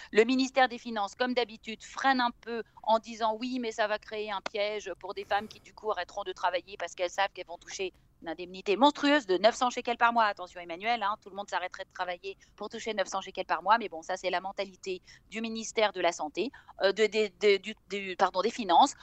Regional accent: France; now in Israel; moi je suis française

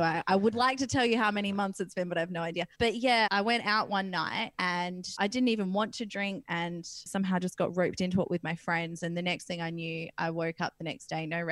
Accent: Perth, Western Australia, Australia; I come from Perth, WA, and in WA, there's this little beach town called Wedge Island

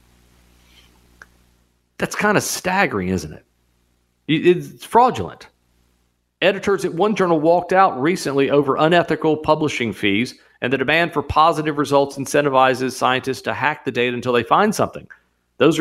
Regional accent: United States; We're Americans

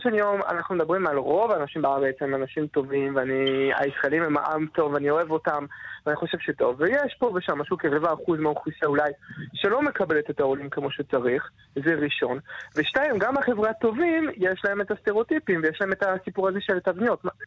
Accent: France; Hebrew is a second language; now in Israel; גדלתי בצרפת, וגם אני טוניסאי

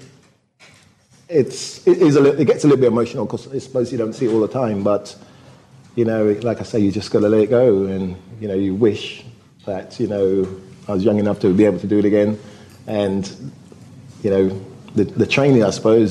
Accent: United Kingdom; also born or lived in Jamaica; my parents went to the UK because my mum was a nurse

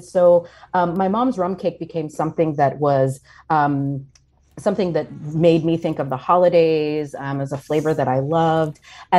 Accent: the American South, United States; So as I mentioned earlier, I grew up largely in the American South. And I always want to clarify that for folks that I did not grow up on the island

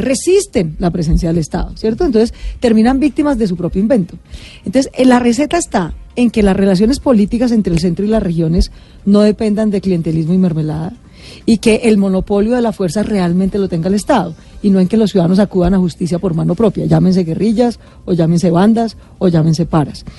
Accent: Bogotá, Colombia; yo nací en Bogotá y no en Chocó

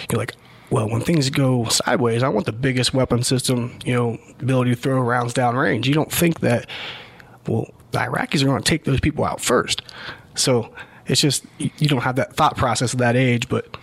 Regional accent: Zanesville, Ohio, United States; also born or lived in Chicago, Illinois / Columbus, Ohio; now in Powell, United States; Originally from Ohio, from the Zanesville area.

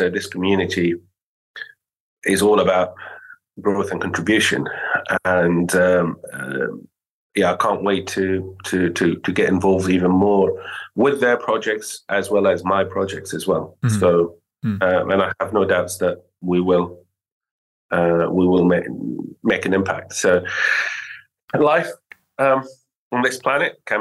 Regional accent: Syria; moved away; I'm from Syria originally

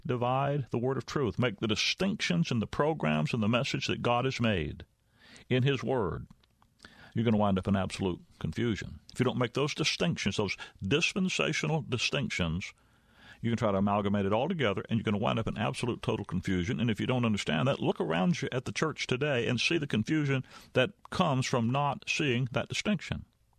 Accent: the South, United States; I was born and raised in the South. I know the difference between somebody in the South and folks up north.

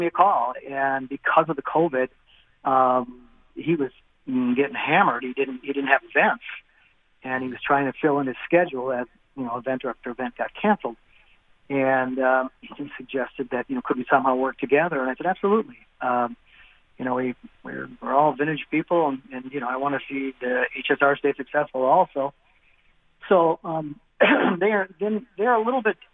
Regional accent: Wisconsin, United States

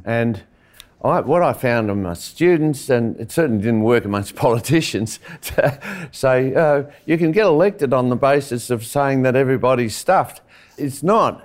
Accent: Western Australia, Australia; I'm from Western Australia

